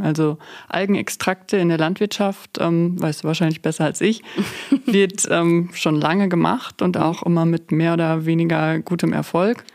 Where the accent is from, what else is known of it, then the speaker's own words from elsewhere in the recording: Münsterland, North Rhine-Westphalia, Germany; ich komme hier aus dem Münsterland.